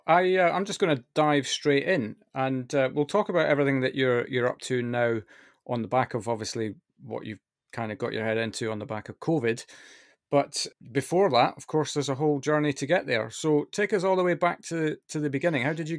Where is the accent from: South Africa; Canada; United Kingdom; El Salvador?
United Kingdom; I am definitely British.